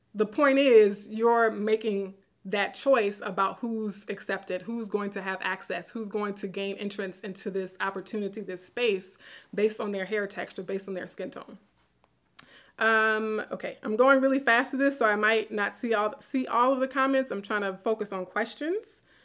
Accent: Baton Rouge, Louisiana, United States; moved away; my hometown in Baton Rouge

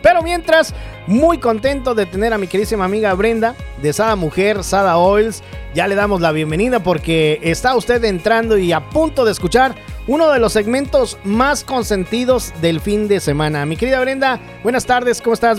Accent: Mexico; moved away; Es que uno en México merienda, aquí no

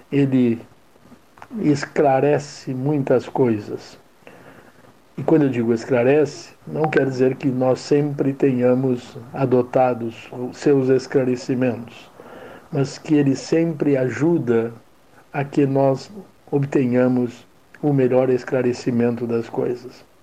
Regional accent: Pelotas, Rio Grande do Sul, Brazil; lamentar como pelotense a perda de pessoa tão integrada em nosso meio

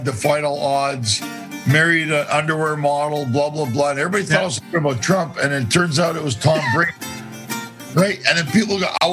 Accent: Ottawa, Ontario, Canada; now in Los Angeles, United States; We're from Ottawa

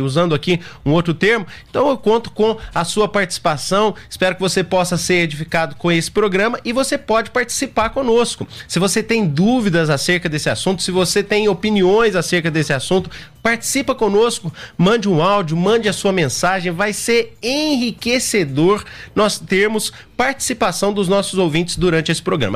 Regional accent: Perdões, Minas Gerais, Brazil; now in São Paulo, Brazil; sou do interior de Minas, e a minha cidade fica às margens da Fernão Dias

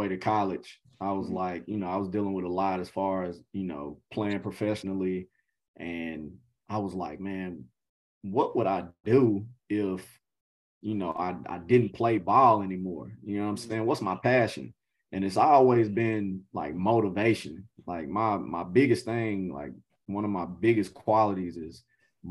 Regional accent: Nashville, Tennessee, United States; now I'm here today as an assistant coach at a Division I program in my hometown

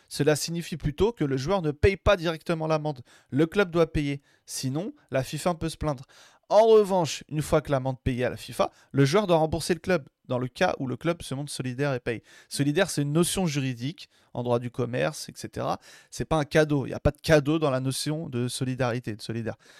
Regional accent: Algeria; on est algérien.

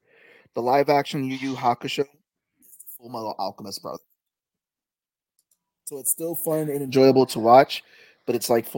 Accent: New York City, New York, United States; That's growing up in the Bronx.

